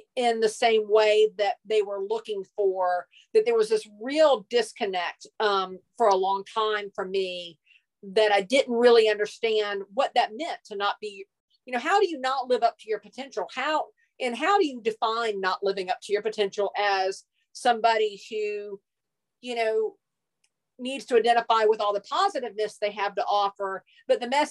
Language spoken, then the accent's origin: English; Hilton Head Island, South Carolina, United States; I grew up on Hilton Head Island, South Carolina.